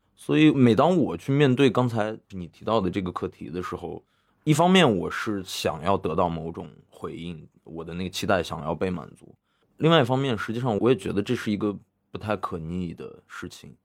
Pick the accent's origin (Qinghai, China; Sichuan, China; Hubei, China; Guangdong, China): Qinghai, China; Xining; moved away; First这个电影节每年在西宁办嘛，然后我因为又是在那个地方从小长大的 所以有一些故乡情节，还有一些故土情节